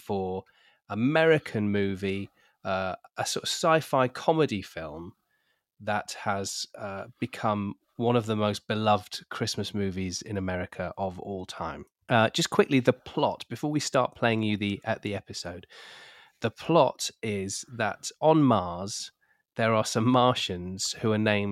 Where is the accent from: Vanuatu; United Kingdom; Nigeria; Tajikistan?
United Kingdom; We're British